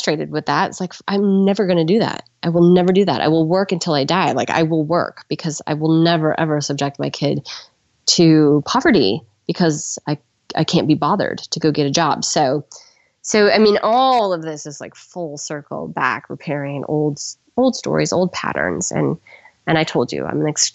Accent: California, United States; I was raised by glassblowers in California

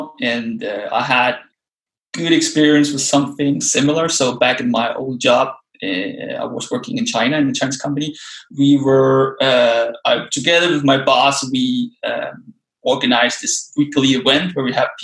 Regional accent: Denmark; also born or lived in Copenhagen, Denmark; So I moved back to my home country, Denmark, and I now live in Copenhagen, the capital of Denmark.

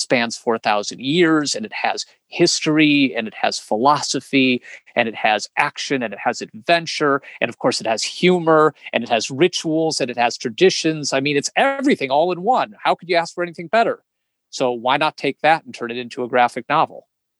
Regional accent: Chicago, Illinois, United States; born there; I was born in Chicago, Illinois, and moved about 11 times before I was 21 years old.

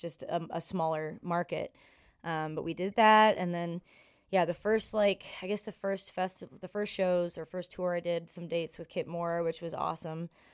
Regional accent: Ontario, Canada; moved away as an adult; also born or lived in Buffalo, New York; now in Nashville, United States; I'm from Ontario

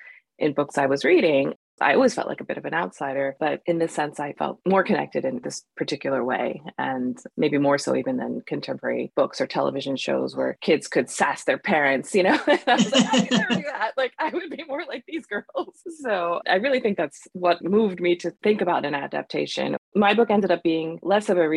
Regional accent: United States; growing up as a Pakistani American Muslim

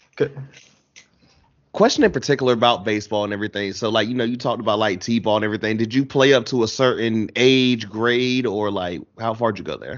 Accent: United States; I was born and raised just Carolina everything.

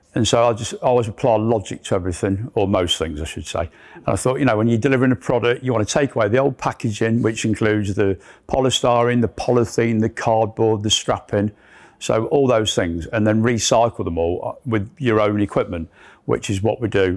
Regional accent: Leicester, East Midlands, United Kingdom; I'm a lad from Leicester.

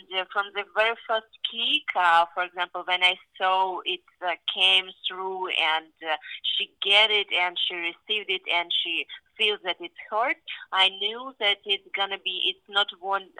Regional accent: Kyrgyzstan; now in Las Vegas, United States; I've been very last time in my home country 8 years ago

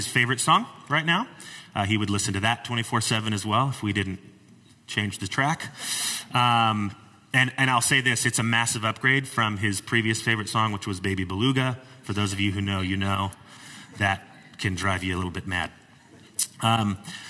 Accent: Wildomar, California, United States; I grew up here in the Temecula Valley. I grew up in what is now Wildomar, what was formerly Lake Elsinore, 909 area code back then

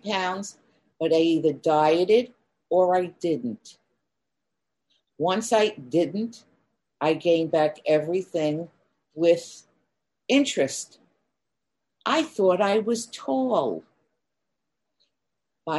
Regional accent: New York City, New York, United States; I grew up in Queens, New York

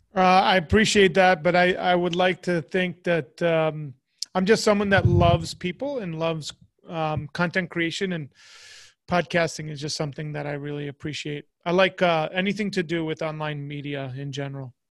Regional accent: United States; as an American

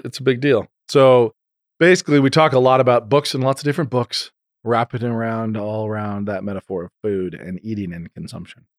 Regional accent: Idaho, United States; I'm from Idaho

